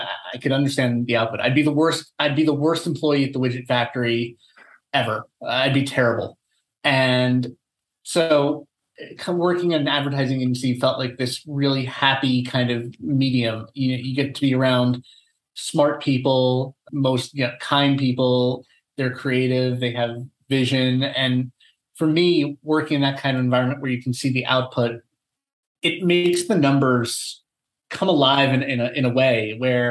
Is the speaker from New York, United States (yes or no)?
yes; Long Island, New York, United States; moved away as an adult; also born or lived in Los Angeles / Amsterdam; I grew up on Long Island. I'm a native New Yorker